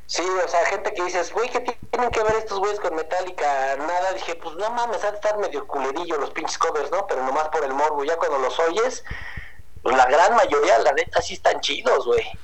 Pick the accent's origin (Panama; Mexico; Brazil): Mexico; Tijuana, Baja California; moved away; Yo viví en Tijuana un chingo de años. De hecho, nací en Tijuana